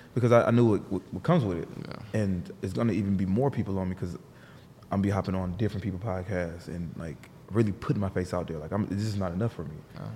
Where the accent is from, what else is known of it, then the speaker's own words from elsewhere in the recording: New Jersey, United States; I was born in Jersey.